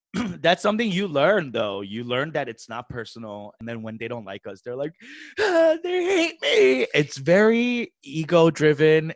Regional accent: New York City, New York, United States; moved away; also born or lived in San Francisco / Chicago / Los Angeles; I grew up in New York City

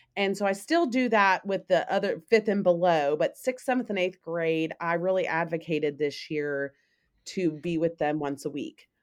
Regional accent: Memphis, Tennessee, United States; I am from Memphis. I am actually a product of the Catholic schools here in Memphis

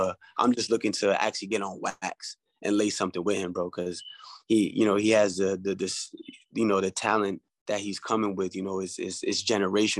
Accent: Mount Vernon, New York, United States; being from Westchester, I'm from Mount Vernon

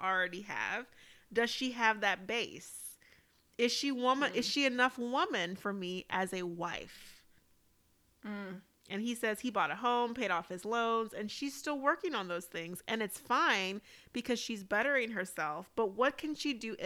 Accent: Deep South, United States; we're from the South. And so, like, I'm, you know, from the deep South

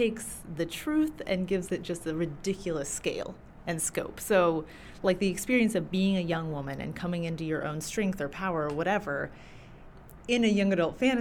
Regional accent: Bowling Green, Kentucky, United States; also born or lived in Maine; I grew up mostly in Kentucky, in a big old farm outside of Bowling Green

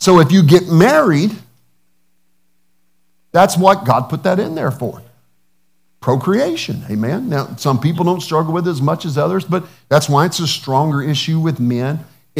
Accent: the South, United States; Being a Southerner

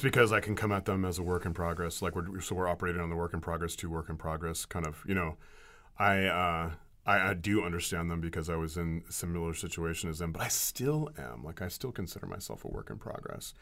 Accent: Ukiah, California, United States; Ukiah Daily Journal, you know, my hometown

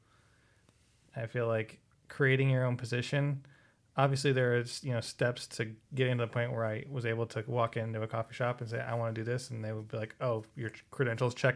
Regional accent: Montana, United States; now in San Diego, United States; I'm from Montana.

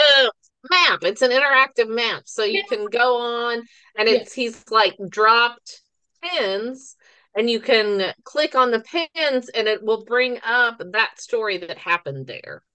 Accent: the Ozarks, United States; also born or lived in Forsyth, Missouri; We are two sisters from the Ozarks

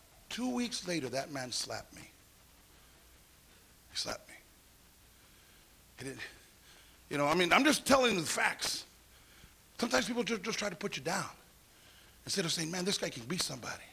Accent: Santa Paula, California, United States; growing up in Santa Paula, a little place, it was only a town

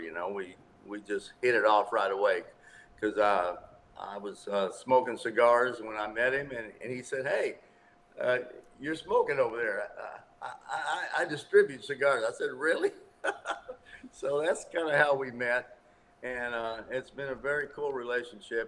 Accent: West Texas, United States; also born or lived in Arkansas / Chicago; now in Nashville, United States; I was born in Arkansas, raised out in West Texas, and then moved back to Arkansas, went to college

